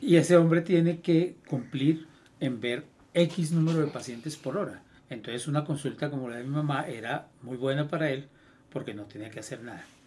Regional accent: Colombia; Nosotros como colombianos

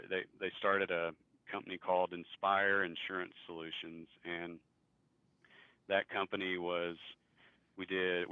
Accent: Pampa, Texas, United States; now in Amarillo, United States; We grew up together in Pampa

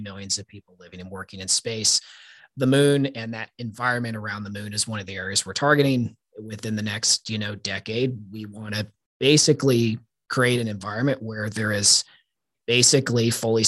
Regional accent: Wichita, Kansas, United States; moved away as an adult; also born or lived in Denver, Colorado; now in Dulles, Virginia, United States; So I grew up here in Wichita

